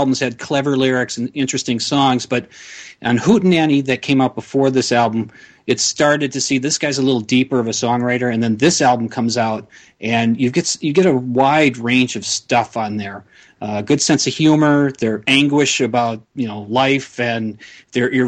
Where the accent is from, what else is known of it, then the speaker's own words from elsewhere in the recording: St. Paul, Minnesota, United States; I'm from St. Paul